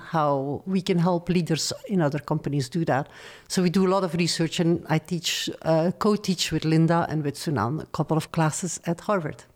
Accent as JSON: {"language": "English", "town": "Antwerp", "region": "Flanders", "country": "Belgium", "also_born_or_lived": "Paris, France", "second_language": "English", "moved": "as an adult", "said": "I'm originally from Belgium"}